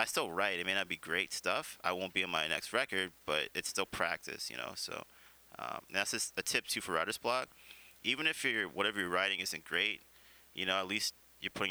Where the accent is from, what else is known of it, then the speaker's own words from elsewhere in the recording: Vancouver, British Columbia, Canada; I grew up in the West End, which was all Filipino, you know, when I went to General Wolfe